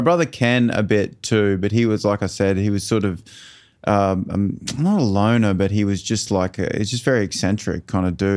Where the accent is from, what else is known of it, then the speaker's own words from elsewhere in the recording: Toowoomba, Queensland, Australia; also born or lived in Brisbane; we grew up in Toowoomba